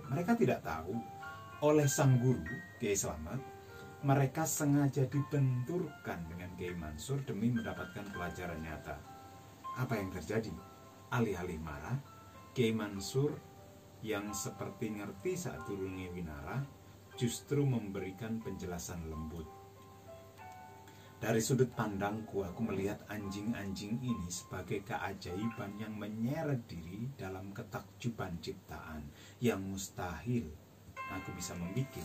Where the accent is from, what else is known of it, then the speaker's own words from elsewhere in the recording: Pati, Central Java, Indonesia; wali Allah yang makbarohnya hanya sekelemparan batu dari kampung saya di Pati.